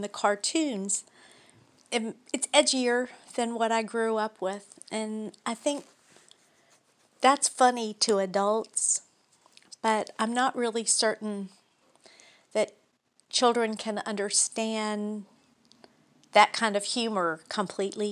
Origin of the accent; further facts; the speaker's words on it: Baton Rouge, Louisiana, United States; we're from Baton Rouge, Louisiana